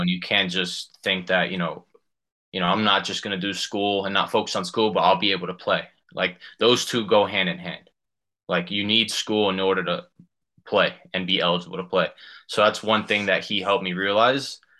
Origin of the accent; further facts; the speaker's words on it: Union, New Jersey, United States; I'm from Union, New Jersey